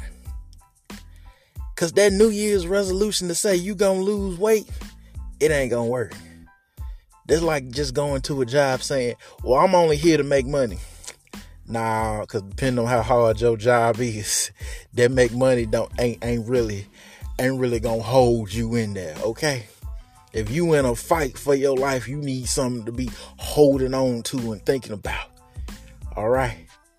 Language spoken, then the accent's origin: English; the South, United States; I am from the South